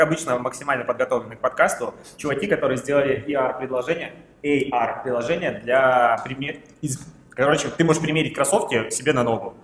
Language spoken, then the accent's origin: Russian; Krasnodar, Krasnodar Krai, Russia; moved away as an adult; now in Saint Petersburg, Russia; я же из Краснодара